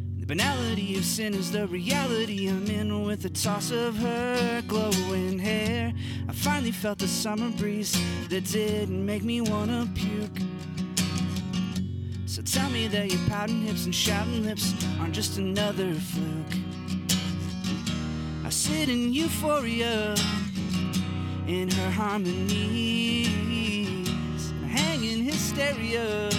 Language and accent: English; Albuquerque, New Mexico, United States; There's these little flowers in New Mexico, where I'm from. I'm from Albuquerque, New Mexico.